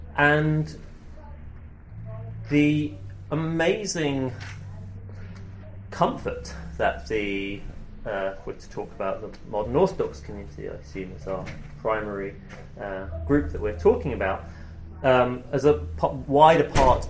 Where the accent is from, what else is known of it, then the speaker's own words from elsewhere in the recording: United Kingdom; moved away as an adult; now in Manhattan, United States; growing up in the UK, I had a very strong sense of being part of a minority